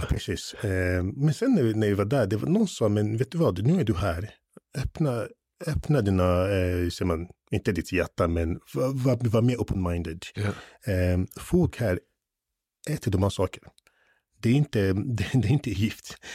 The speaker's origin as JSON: {"language": "Swedish", "region": "England", "country": "United Kingdom", "tie": "born or raised there", "moved": "yes", "lives_now": "Sweden", "said": "när jag var yngre i England"}